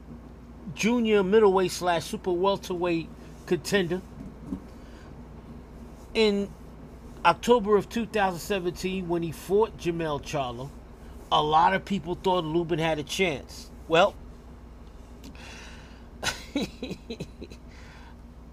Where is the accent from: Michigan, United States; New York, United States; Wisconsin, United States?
New York, United States; New York City; from New York City, my hometown